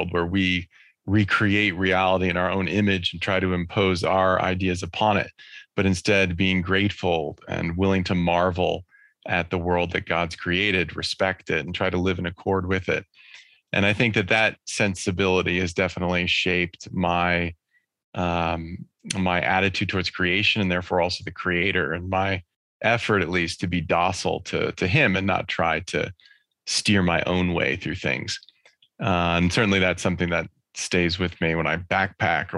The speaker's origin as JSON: {"language": "English", "region": "California", "country": "United States", "tie": "born or raised there", "said": "we were living in California"}